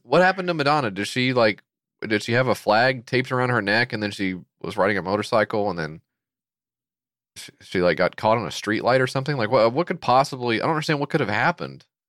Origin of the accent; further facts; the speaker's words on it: United States; as an American